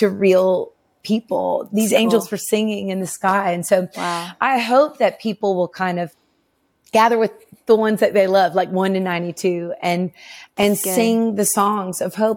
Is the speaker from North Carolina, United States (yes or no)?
no; Nashville, Tennessee, United States; I grew up in Nashville.